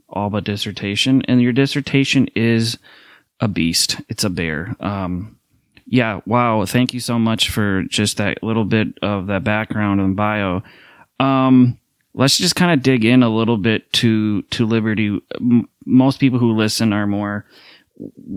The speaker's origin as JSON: {"language": "English", "town": "Minneapolis", "region": "Minnesota", "country": "United States", "said": "I went to a Pentecostal Bible college here in Minneapolis, where I'm from, Minneapolis, St. Paul area"}